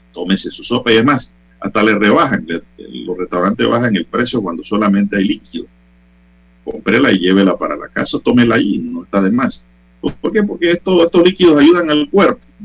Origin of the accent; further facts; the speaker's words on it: San Miguelito, Panama; Yo soy un hijo de San Miguelito